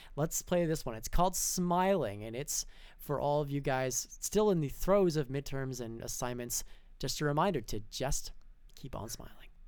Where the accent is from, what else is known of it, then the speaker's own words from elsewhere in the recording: Canada; we as Canadians